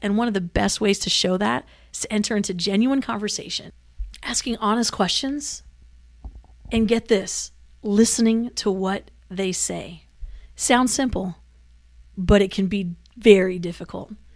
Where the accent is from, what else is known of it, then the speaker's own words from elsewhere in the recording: Manila, Metro Manila, Philippines; moved away; I grew up in Manila